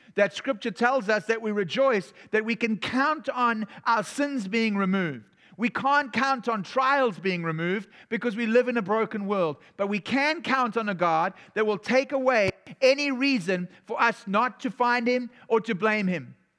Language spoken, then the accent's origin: English; South Africa; moved away; I was from South Africa